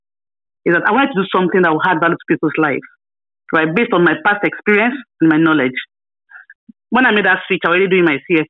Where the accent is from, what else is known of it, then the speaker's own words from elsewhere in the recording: Abeokuta, Ogun State, Nigeria; also born or lived in Ile-Ife; I was born and raised in my hometown, Abeokuta, in the state.